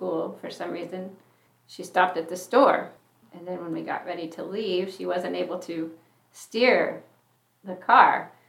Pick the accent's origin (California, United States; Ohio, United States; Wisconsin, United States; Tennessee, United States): California, United States; now in Orofino, United States; my growing up years were in California.